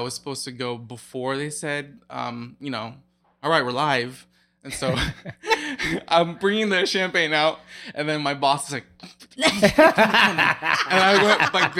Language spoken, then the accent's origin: English; Pella, Iowa, United States; also born or lived in Oskaloosa / Grinnell; I'm originally from Pella.